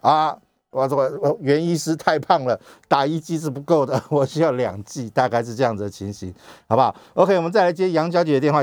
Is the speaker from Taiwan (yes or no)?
yes; Taiwan; 我们台湾人